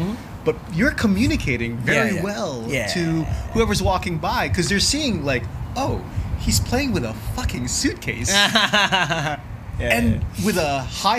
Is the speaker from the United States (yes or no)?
yes; United States; even though I'm American